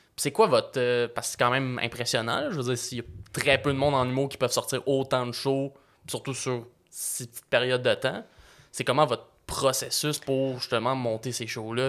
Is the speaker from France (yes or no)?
no; Repentigny, Quebec, Canada; je viens de Repentigny